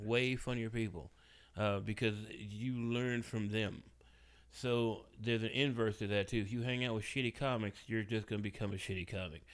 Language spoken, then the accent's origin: English; Memphis, Tennessee, United States; my hometown